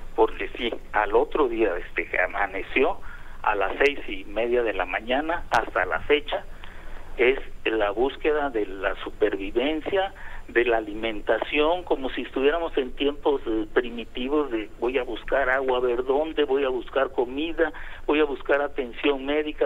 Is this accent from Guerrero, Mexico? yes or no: yes; Acapulco, Guerrero, Mexico; los que somos de Acapulco, los que eh, hemos estado pues tan, tanto tiempo en este paraíso